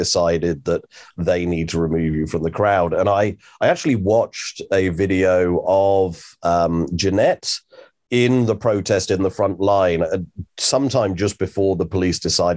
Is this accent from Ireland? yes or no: no; England, United Kingdom; now in New Zealand; as an Englishman